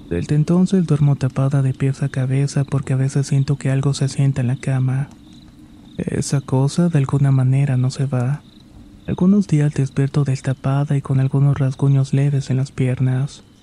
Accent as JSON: {"language": "Spanish", "town": "Catapilco", "region": "Valparaíso", "country": "Chile", "said": "recuerdo que soy de Catapilco, una pequeña localidad en la región de Valparaíso, Chile."}